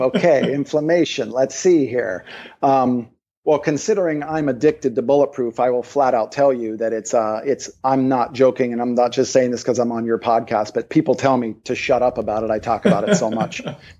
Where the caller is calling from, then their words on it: Maui, Hawaii, United States; So for example, I'm calling you from Maui.